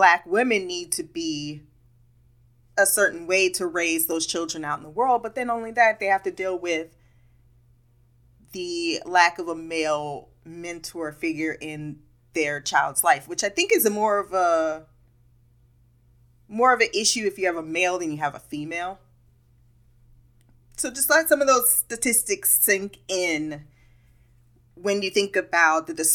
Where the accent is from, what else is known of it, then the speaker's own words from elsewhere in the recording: United States; I'm an American